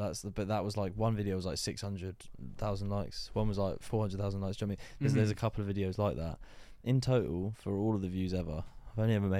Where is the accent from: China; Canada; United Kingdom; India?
United Kingdom; Luton, East of England; I am from Luton.